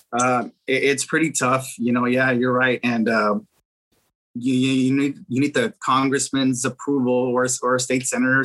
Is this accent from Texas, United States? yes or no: yes; Edcouch, Texas, United States; now in McAllen, United States; I'm originally from Edcouch, Texas. That's where I grew up